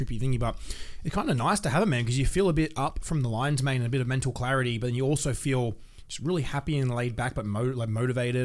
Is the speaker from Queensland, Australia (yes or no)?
no; Nelson Bay, New South Wales, Australia; moved away; We're both from Newcastle. I'm from about an hour outside of Newcastle.